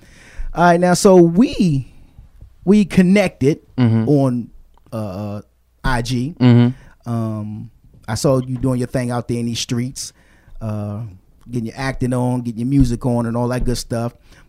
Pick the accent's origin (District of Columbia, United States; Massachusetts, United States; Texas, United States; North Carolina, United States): District of Columbia, United States; Washington; I'm from D.C., and D.C. has a sound which is called go-go.